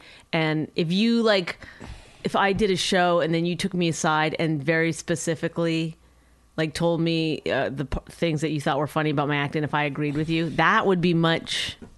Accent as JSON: {"language": "English", "country": "Canada", "said": "because I'm Canadian"}